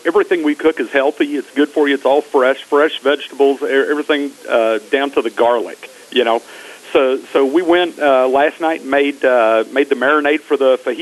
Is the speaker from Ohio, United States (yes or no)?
no; Texas, United States; moved away; I'm from Texas